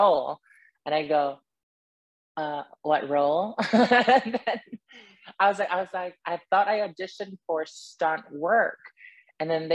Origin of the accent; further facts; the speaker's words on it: Yellowknife, Northwest Territories, Canada; moved away as an adult; also born or lived in United Kingdom; I grew up in Yellowknife, Northwest Territory.